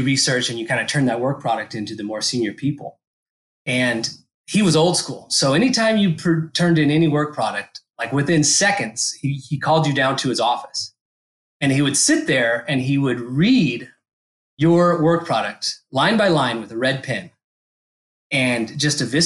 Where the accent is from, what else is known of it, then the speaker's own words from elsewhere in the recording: Dallas, Texas, United States; moved away as an adult; also born or lived in Fort Collins, Colorado / Lubbock, Texas / Amarillo, Texas; now in Stow, Massachusetts, United States; I grew up in North Dallas